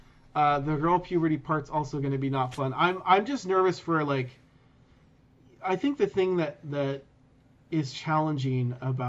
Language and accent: English; Sacramento, California, United States; moved away as an adult; also born or lived in Los Angeles, California; now in Canada; I grew up in California. Like, I grew up in Sacramento.